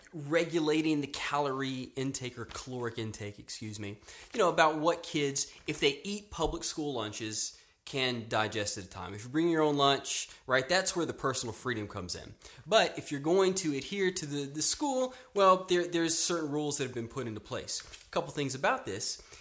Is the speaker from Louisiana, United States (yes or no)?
yes; Louisiana, United States; now in Austin, United States; I grew up in Louisiana